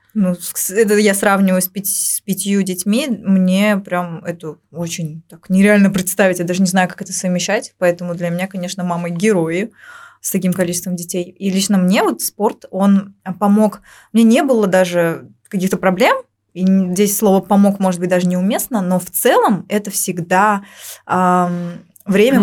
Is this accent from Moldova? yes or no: no; Uzbekistan; А у нас здесь, в Узбекистане